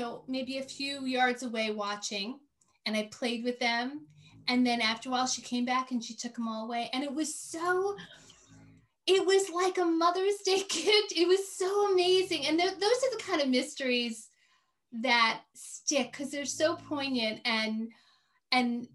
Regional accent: New York City, New York, United States; also born or lived in Maine; now in upstate New York, United States; I grew up in New York City

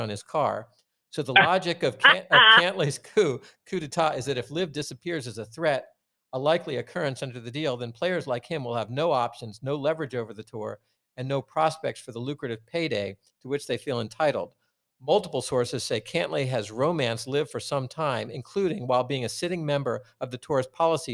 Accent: Portland, Oregon, United States; I was from Portland

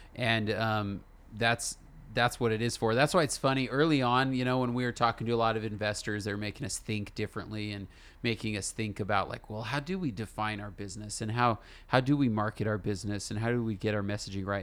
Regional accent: California, United States; moved away as an adult; now in Utah, United States; me and my wife, we're from California, and we moved, uh, to Utah

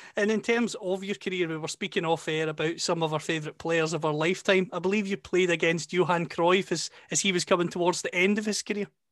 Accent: Scotland, United Kingdom; accent: Scottish; you can tell from my accent, of course, that I'm from Scotland

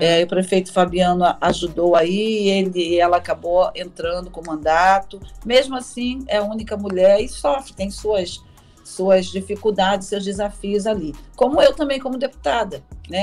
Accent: Baixada Fluminense, Rio de Janeiro, Brazil; sou da Baixada Fluminense, que eu tenho um orgulho, falo isso com muito orgulho, porque ali eu me formei

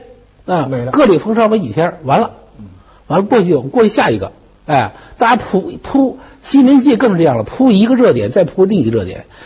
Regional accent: China; 我们中国人的健忘，

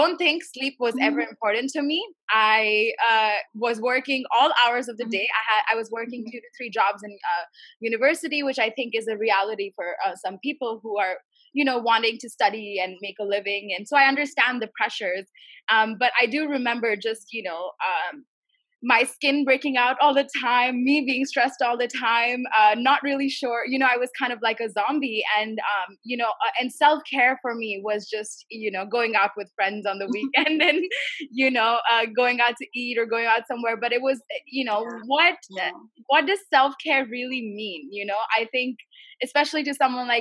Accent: India; I'm from India

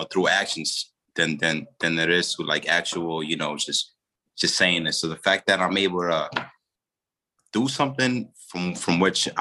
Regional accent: New York City, New York, United States; also born or lived in Dominican Republic / Haina, Dominican Republic; I grew up in the Bronx, first generation, you know, immigrant to this country. I was born in the DR, but I was raised predominantly in the same area where I lived in the Bronx

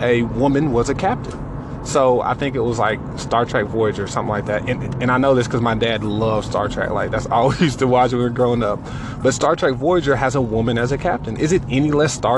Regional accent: Johnson City, Tennessee, United States; moved away as an adult; also born or lived in Kentucky; Tennessee, to be exact, in a little small town called Johnson City.

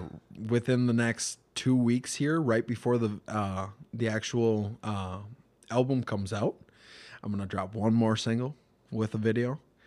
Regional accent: Mankato, Minnesota, United States; We're some kids from Mankato doing our best thing that we can to make something bigger.

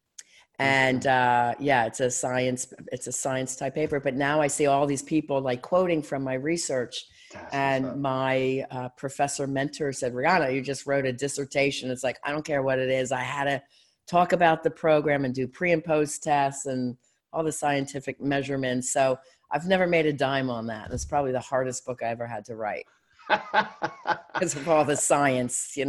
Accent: Philadelphia, Pennsylvania, United States; moved away as an adult; now in Erie, United States; I'm from Philly

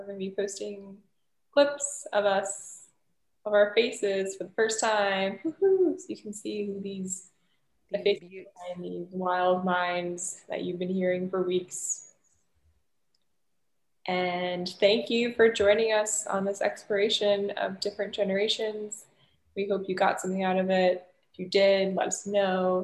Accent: United States; being American

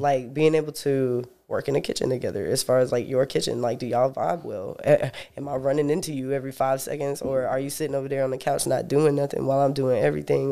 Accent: Sanford, North Carolina, United States; I was born in Sanford, North Carolina

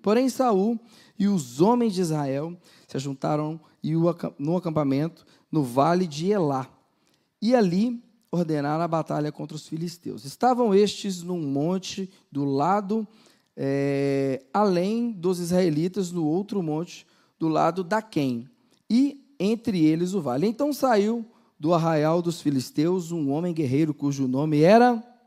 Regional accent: Minas Gerais, Brazil; Nós que somos mineiros

